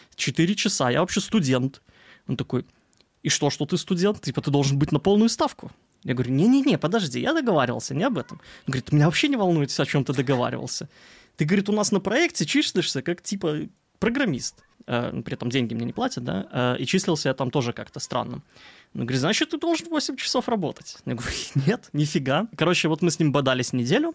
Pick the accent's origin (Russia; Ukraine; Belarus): Belarus; also born or lived in Gomel; У нас есть Минск, на столица Беларуси, я из Беларуси